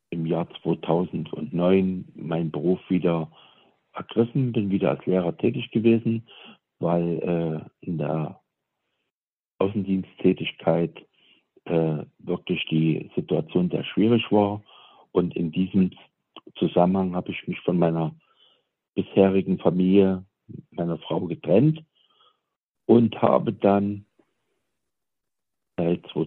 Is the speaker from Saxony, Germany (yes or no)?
yes; Saxony, Germany; Ja, ich bin also im Osten in Sachsen aufgewachsen, im Erzgebirge und habe